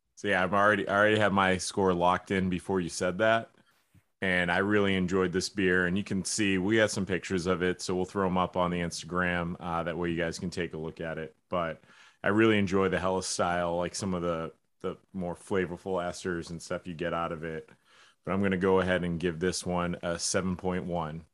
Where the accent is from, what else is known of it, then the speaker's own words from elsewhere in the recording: New Hampshire, United States; we're from New Hampshire